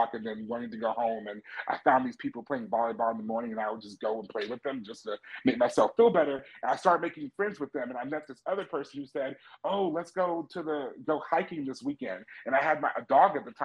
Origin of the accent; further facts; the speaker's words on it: United States; moved away as an adult; also born or lived in China; I am an American teacher